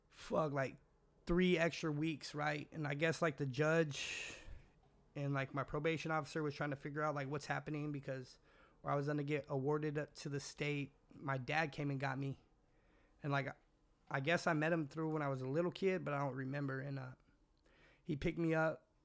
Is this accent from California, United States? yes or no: yes; California, United States; also born or lived in Washington; I was born in Washington, moved to my, she moved me to California, left me with my grandma.